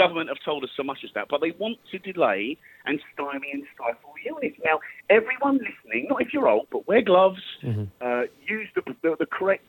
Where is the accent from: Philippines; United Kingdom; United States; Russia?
United Kingdom; also born or lived in Epsom; I'm not just going to sit here as a British man